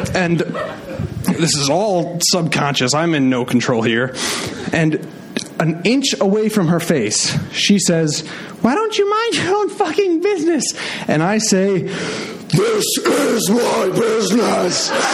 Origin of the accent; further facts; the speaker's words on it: Midwest, United States; I was raised in the Midwest